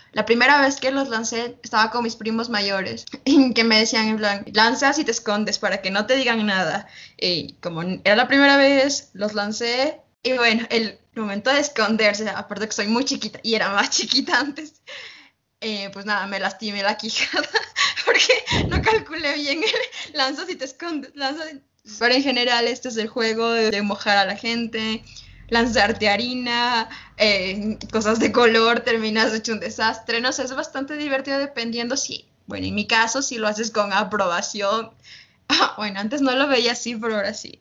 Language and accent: Spanish; Uyumbicho, Pichincha, Ecuador; yo vivo cerca de la, de la capital, Quito, vivo las afueras. Y, bueno, nosotros yo vi mi pueblito, yo digo pueblito, ¿no? se llama Uyumbicho